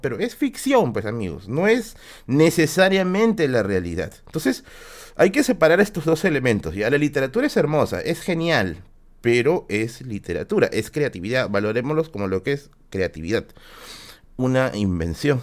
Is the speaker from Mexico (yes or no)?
no; Tacna, Peru; moved away; yo soy de Tacna, pues. Y aparte siempre que tengo que ir a visitar a mi familia